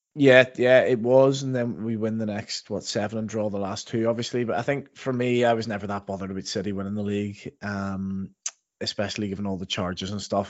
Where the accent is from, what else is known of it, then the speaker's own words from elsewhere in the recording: Northern Ireland, United Kingdom; moved away; growing up in Northern Ireland